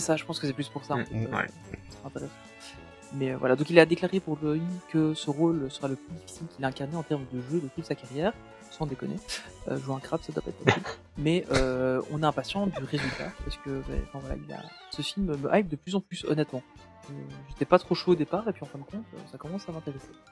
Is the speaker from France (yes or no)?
no; Belgium; en tant que Belge